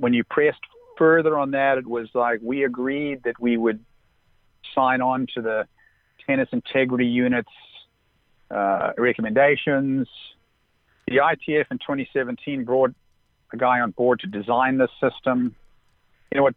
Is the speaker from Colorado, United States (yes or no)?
no; Southern California, United States; growing up in Southern California, I got to know Wayne Bryan